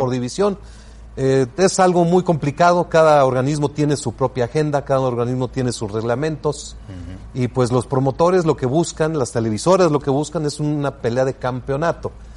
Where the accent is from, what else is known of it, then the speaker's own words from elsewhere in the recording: Mexico; yo soy orgullosamente mexicano